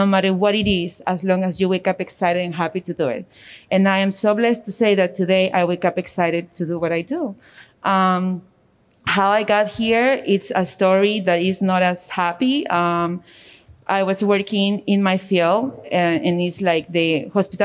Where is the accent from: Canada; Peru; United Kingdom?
Peru; now in Middletown, United States; I also came from a different country. I come from Peru